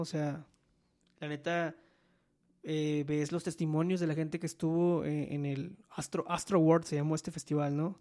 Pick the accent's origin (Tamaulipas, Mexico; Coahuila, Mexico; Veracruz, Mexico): Veracruz, Mexico; moved away; yo soy de Veracruz.